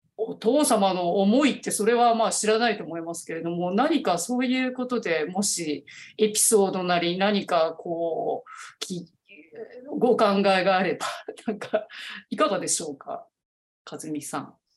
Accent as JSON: {"language": "Japanese", "region": "Niigata", "country": "Japan", "said": "私新潟なんですけど もともと"}